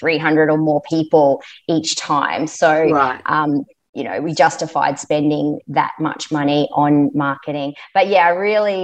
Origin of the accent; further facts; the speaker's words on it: Queensland, Australia; we're from Queensland